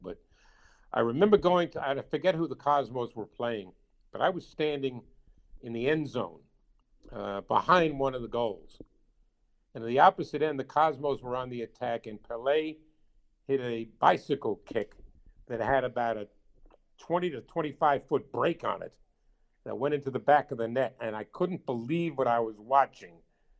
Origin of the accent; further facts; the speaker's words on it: New York, United States; as a guy growing up in New York